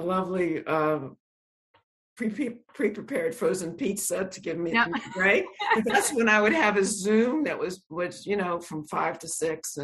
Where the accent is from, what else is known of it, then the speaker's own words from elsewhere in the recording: Shreveport, Louisiana, United States; the house I grew up in Shreveport, Louisiana